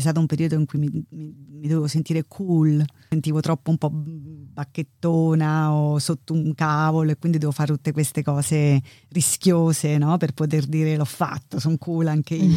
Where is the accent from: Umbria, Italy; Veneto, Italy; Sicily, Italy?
Umbria, Italy; Terni; moved away as an adult; also born or lived in Milan, Italy / Chicago, United States / Ithaca, United States; now in London, United Kingdom; Io sono di vicino, vabbè, sono di Terni, facendo vicino Roma, ma di Terni